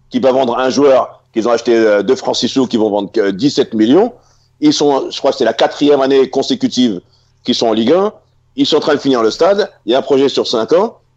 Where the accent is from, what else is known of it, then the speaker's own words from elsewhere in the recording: Mali; ouais, je suis malien, hein. franco-malien, sénégalais.